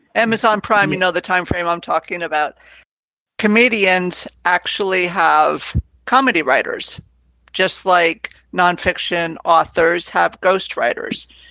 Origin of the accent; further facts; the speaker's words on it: Connecticut, United States; I was growing up in Connecticut